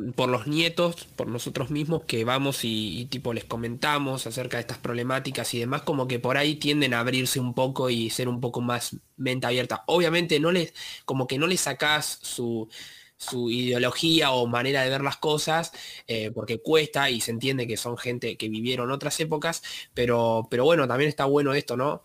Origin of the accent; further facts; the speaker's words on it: Buenos Aires Province, Argentina; somos de Buenos Aires